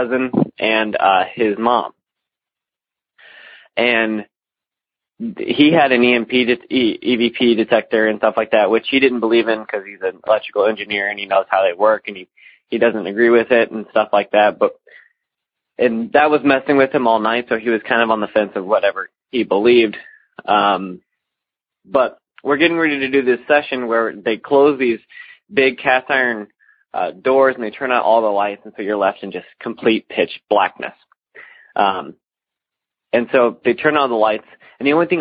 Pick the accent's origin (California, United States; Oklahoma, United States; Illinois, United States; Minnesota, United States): Illinois, United States; Alton; I'm from the Alton area of Illinois